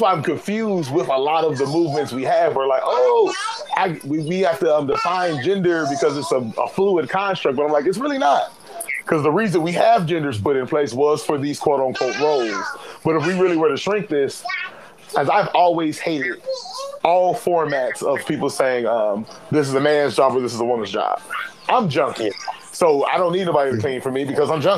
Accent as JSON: {"language": "English", "country": "United States", "said": "we're American"}